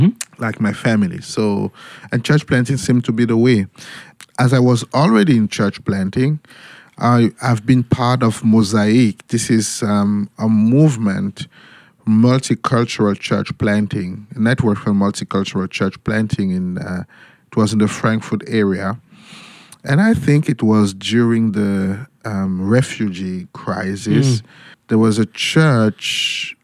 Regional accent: Cameroon; moved away as an adult; now in Germany; In Cameroon, okay. My home country

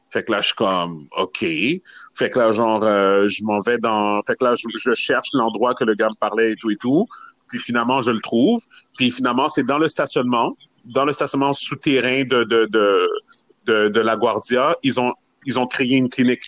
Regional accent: Montreal, Quebec, Canada; je viens de Montréal

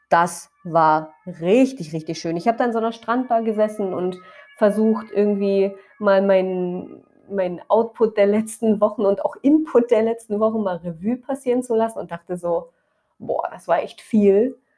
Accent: Brandenburg, Germany; Ich weiß, in Brandenburg sind gerade Ferien, da wo ich herkomme.

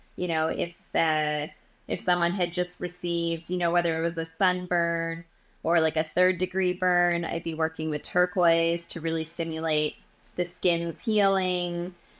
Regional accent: Edmonton, Alberta, Canada; moved away as an adult; now in New York, United States; So I'm from Edmonton, Alberta. I was born and raised, um, in Western Canada.

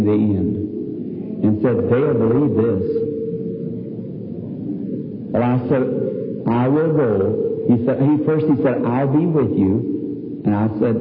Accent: the South, United States; I'm from the South

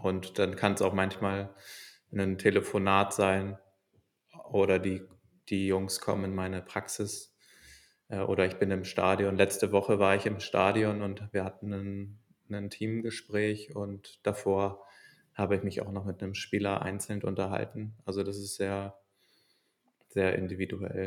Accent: Hamburg, Germany; also born or lived in England / Valencia / Chicago; ich bin in Hamburg geboren und bin aber auch oft mal weg gewesen in der Schulzeit für ein Schuljahr in England

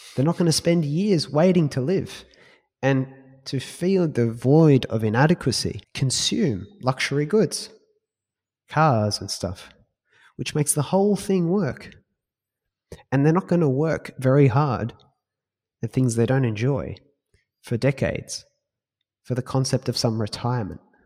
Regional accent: Australia; we're Australian.

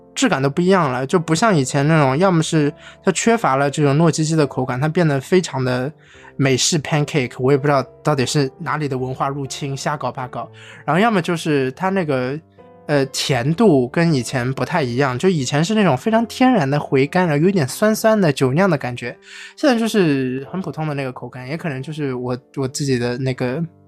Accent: China; 我们中国人

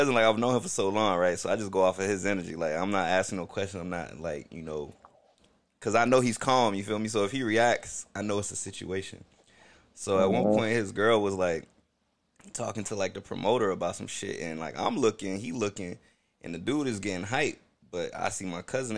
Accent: Newark, New Jersey, United States; now in Florida, United States; I was born in Newark, New Jersey, you feel me? But I moved to Florida, so I can't really say I'm from Jersey anymore.

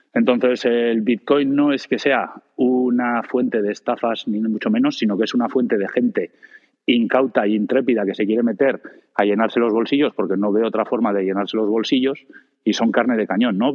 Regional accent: Spain; en España

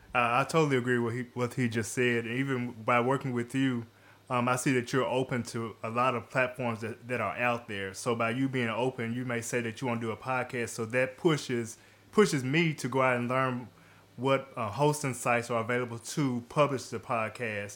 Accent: Jackson, Tennessee, United States; I'm from the Jackson, Tennessee area

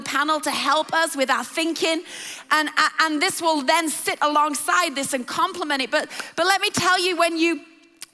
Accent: England, United Kingdom; I love England, and I love the part of the world that we are from and are born and raised

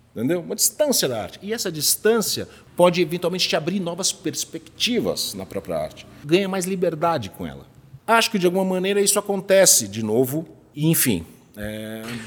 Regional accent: Brazil; eu sou brasileiro

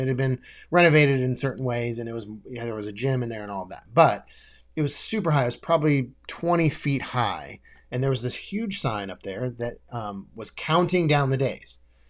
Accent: Des Moines, Iowa, United States; so I was in Des Moines, Iowa. I grew up in Des Moines, Iowa

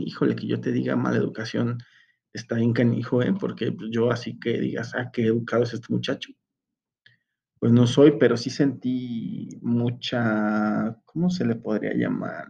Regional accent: Mexico

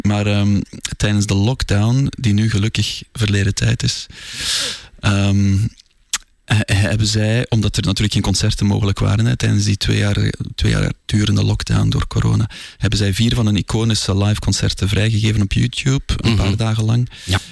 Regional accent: Zoutleeuw, Flanders, Belgium; moved away as an adult; also born or lived in Brussels; omdat ik geen Brusselaar ben. Eh, ik ben daar gaan studeren. Ik ben afkomstig van Zoutleeuw

